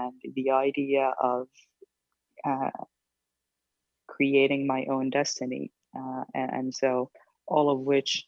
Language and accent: English; Syria; also born or lived in Saudi Arabia / San Francisco; now in Washington, D.C., United States; as you mentioned. I am originally from Syria, which is a country currently engulfed in a civil war that sparked a huge migration crisis.